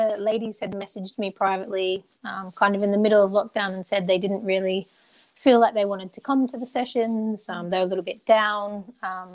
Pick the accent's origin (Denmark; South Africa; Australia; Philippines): Australia; moved away as an adult; now in England; I'm Australian. So when I was in Australia